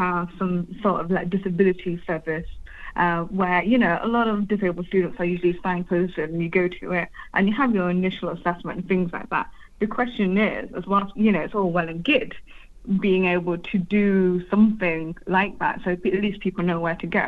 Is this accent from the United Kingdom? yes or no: yes; United Kingdom; I'm British Bangladeshi